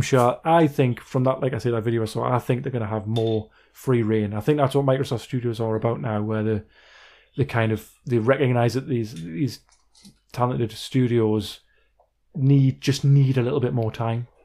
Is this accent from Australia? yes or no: no; Wallsend, North East England, United Kingdom; it's in my hometown